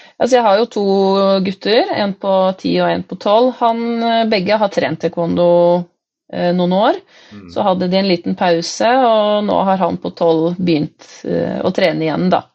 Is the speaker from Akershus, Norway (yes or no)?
yes; Nittedal, Akershus, Norway; moved away as an adult; now in Nord-Odal, Norway; Jeg kom jo fra Nittedal, som er en drøy time fra Nord-Odal.